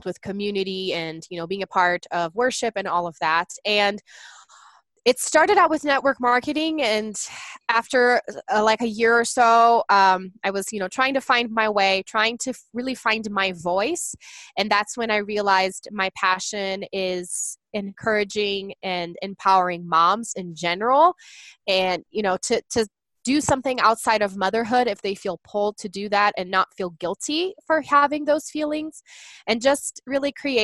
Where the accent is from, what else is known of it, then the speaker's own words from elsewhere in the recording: Brazil; English is a second language; moved away as an adult; now in United States; I'm actually from Brazil. I was born there and raised there, and I married an American and moved to the United States in 2010